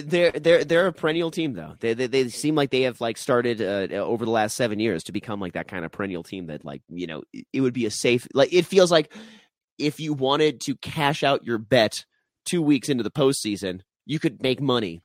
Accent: Denver, Colorado, United States; my hometown Nuggets

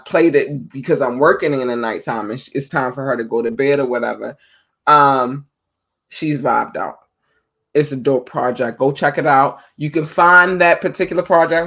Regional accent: Baltimore, Maryland, United States; Baltimore is my hometown

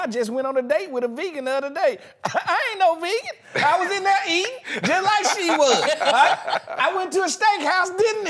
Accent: Mississippi, United States; I'm from Mississippi.

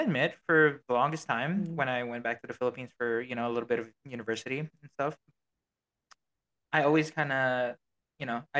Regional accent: Australia; born there; accent: Australian; I was born in Australia, right? So I have a little bit of an Aussie thing. Like, I say certain words and a little bit of an Aussie accent. Can't change that.

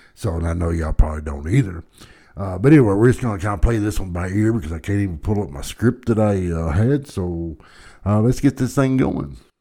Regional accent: Dallas, Texas, United States; I was born and raised in Dallas

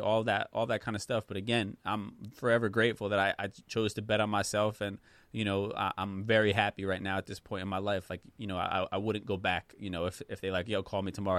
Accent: United States; I was born in the States

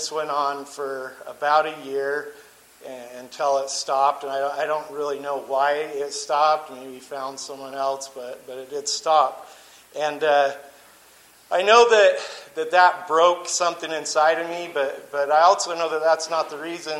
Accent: St. George, Utah, United States; I grew up in St. George, Utah, to a super Mormon family

